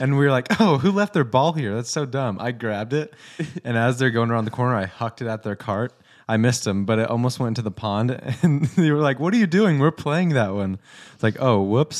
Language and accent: English; West Coast, United States; moved away; I'm from the West Coast